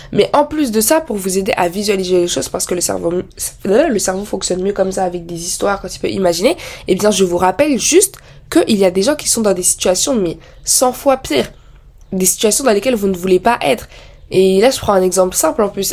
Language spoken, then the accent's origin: French; France; je suis née en France, j'ai vécu en France